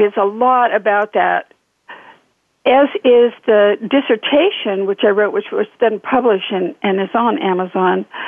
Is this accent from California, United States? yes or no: yes; Northern California, United States; moved away as an adult; also born or lived in Nevada / Oregon; now in Fountain Hills, United States; I'm from Northern California